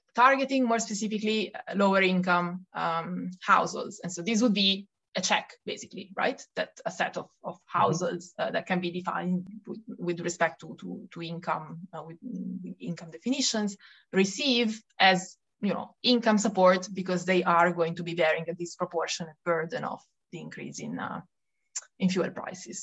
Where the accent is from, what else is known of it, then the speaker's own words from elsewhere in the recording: Italy; accent: Italian; English is a second language; moved away as an adult; also born or lived in Paris, France; now in Brussels, Belgium; as you can hear from my accent, uh, I'm Italian, uh, but I've now left Italy